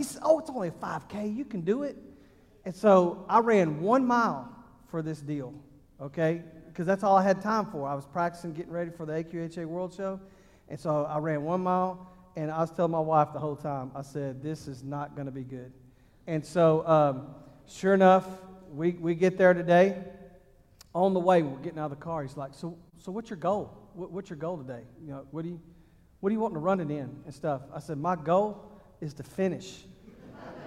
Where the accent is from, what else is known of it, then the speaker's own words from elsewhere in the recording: Texas, United States; moved away; also born or lived in Ohio; I'm from Texas